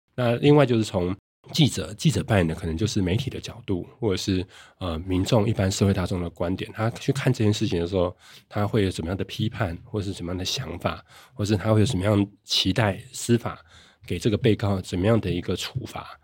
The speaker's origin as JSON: {"language": "Chinese", "country": "Taiwan", "said": "我家在云林"}